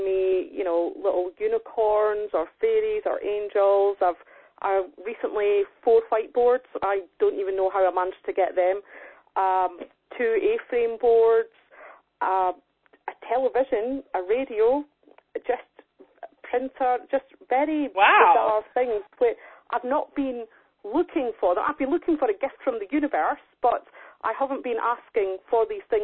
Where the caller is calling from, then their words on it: Angus, Scotland, United Kingdom; I'm calling from Angus in Scotland